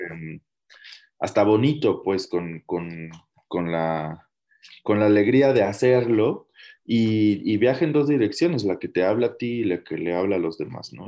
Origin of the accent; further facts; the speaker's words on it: Mexico; como mexicanos